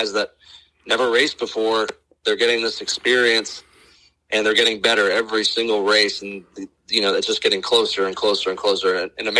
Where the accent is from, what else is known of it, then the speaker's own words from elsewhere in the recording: Palm Beach area, South Florida, United States; moved away as an adult; now in Pensacola, United States; I grew up in South Florida, actually, Palm Beach area, and moved up to Pensacola around 2011